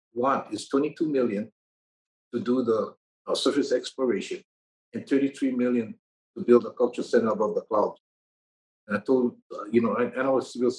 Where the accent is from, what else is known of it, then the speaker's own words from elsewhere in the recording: Hawaii, United States; I'm Hawaiian